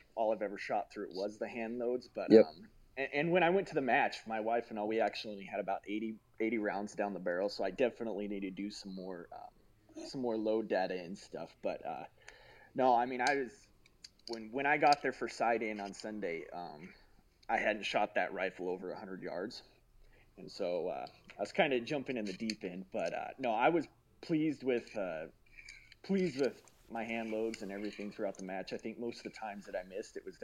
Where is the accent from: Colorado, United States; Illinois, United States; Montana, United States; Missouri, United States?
Colorado, United States; I'm from Colorado